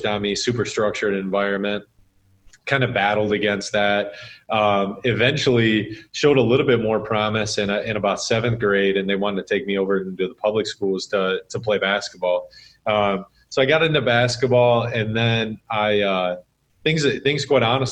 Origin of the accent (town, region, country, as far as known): Sterling Heights, Michigan, United States; born or raised there